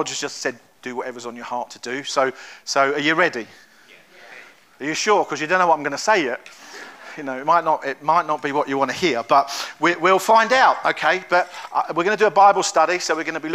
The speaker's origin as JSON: {"language": "English", "region": "London", "country": "United Kingdom", "said": "But I'm from London. You can probably tell from my accent."}